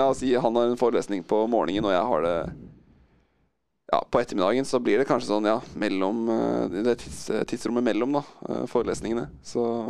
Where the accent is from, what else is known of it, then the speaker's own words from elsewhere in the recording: Drammen, Buskerud, Norway; moved away as an adult; now in Oslo, Norway; vi vokste opp i Drammen